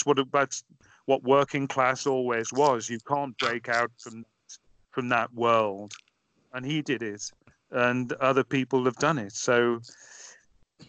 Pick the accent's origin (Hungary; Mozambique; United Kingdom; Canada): United Kingdom; Merseyside, North West England; moved away; growing up in Merseyside